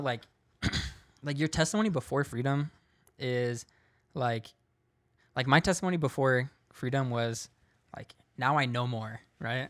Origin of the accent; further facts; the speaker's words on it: San Diego, California, United States; I was born in San Diego. Um, grew up in America, in San Diego, California